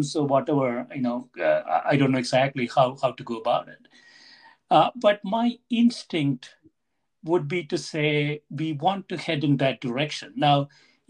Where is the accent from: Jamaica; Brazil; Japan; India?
India; now in United States; I grew up in India. I came to the U.S. a long time ago now